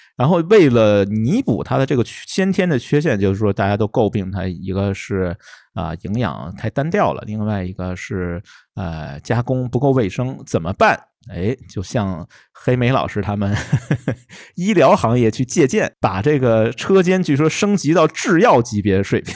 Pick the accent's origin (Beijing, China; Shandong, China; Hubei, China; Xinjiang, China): Beijing, China; 用我们北京土话说吧